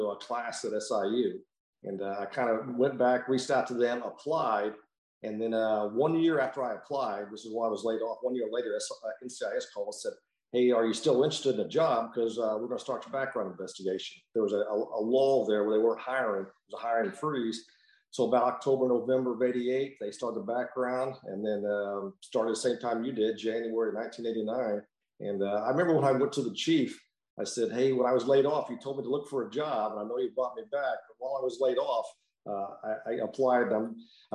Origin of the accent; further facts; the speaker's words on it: Mount Vernon, Illinois, United States; also born or lived in Kewanee, Illinois; I'm from Illinois, born in Illinois, the big city of Kewaunee, heart capital of the world